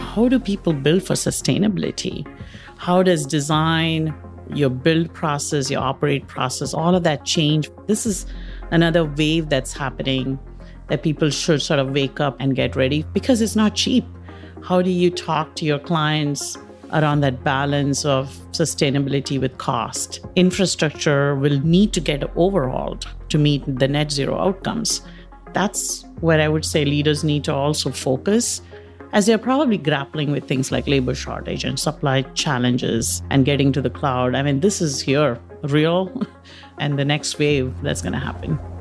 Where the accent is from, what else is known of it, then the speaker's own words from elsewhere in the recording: India; moved away; As you can tell from maybe my accent and pronunciation, I grew up in India